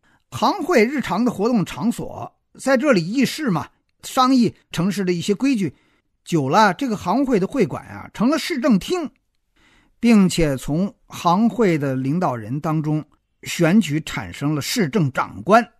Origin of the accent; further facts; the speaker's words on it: China; 就像我们中国人不太知道志愿组织是个什么东西一样